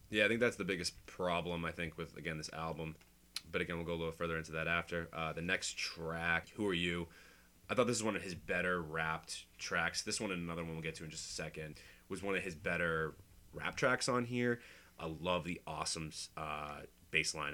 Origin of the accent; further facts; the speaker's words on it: Boston, Massachusetts, United States; I'm from Boston. Um, grew up here.